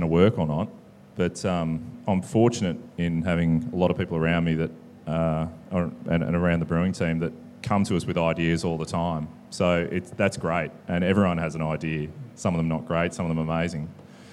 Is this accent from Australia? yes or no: yes; New South Wales, Australia; now in Melbourne, Australia; I grew up in New South Wales